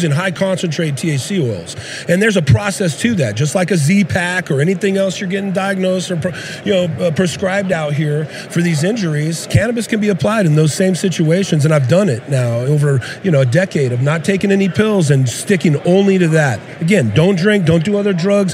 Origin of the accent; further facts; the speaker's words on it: West Coast, United States; I'm from the West Coast